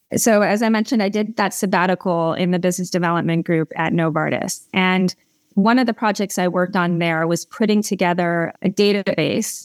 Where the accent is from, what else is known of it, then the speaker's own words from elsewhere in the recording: Malibu, California, United States; also born or lived in Los Angeles; I am from Southern California, so I grew up in Malibu